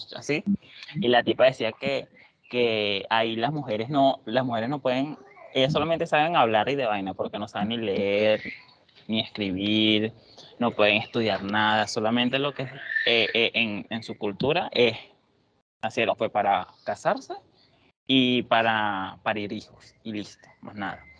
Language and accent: Spanish; Venezuela; moved away; venimos de Venezuela